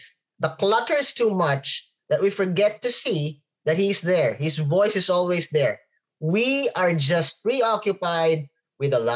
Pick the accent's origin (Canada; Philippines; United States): Philippines; I am a Filipino